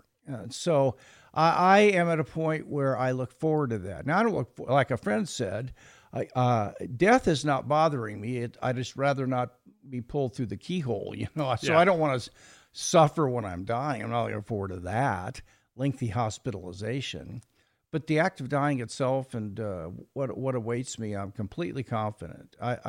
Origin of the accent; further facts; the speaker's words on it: Kansas City, Missouri, United States; born there; Well, I was born in Kansas City, Missouri, and attended a mildly liberal Methodist church as a boy.